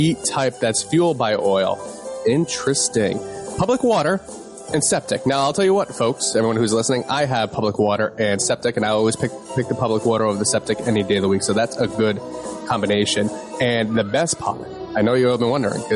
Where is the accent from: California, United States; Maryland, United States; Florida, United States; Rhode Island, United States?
Rhode Island, United States; moved away; I'm originally from Rhode Island